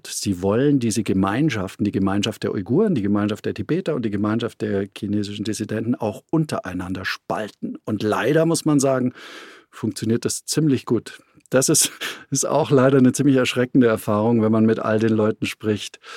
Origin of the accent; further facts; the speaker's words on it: China; moved away; ich habe mein Handy weggeworfen damals, nachdem ich raus bin aus China und ich habe die Festplatte meines Computers neu formatiert, ja, weil ich äh, natürlich wusste, äh, äh, dass wir in China unter Totalüberwachung äh, standen.